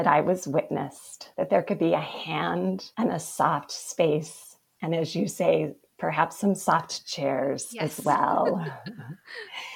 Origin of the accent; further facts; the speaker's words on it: Provo, Utah, United States; I was born and bred in Provo, Utah